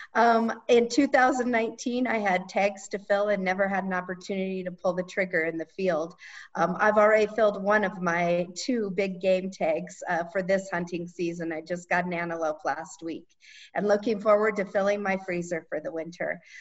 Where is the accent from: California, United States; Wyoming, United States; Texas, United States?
Wyoming, United States; Gillette; I grew up in Northeast Wyoming in Gillette